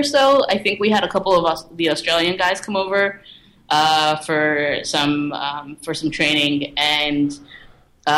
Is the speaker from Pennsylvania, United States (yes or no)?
yes; outside of Philadelphia, Pennsylvania, United States; outside of Philly